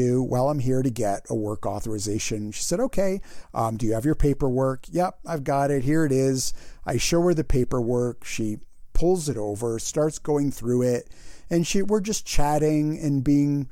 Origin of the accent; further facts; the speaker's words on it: United States; also born or lived in Canada; I'm an American citizen